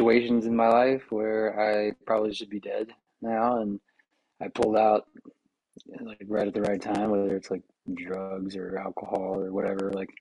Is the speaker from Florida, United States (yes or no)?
yes; Pensacola, Florida, United States; moved away; I grew up down in Pensacola, Florida